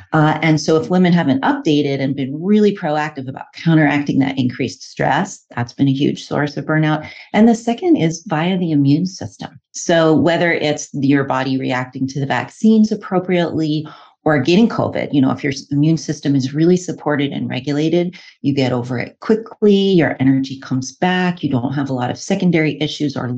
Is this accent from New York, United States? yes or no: yes; New York City, New York, United States; now in Oregon, United States; I grew up in New York City of all places, but I've been a licensed herbalist and acupuncturist in Oregon for 20 years.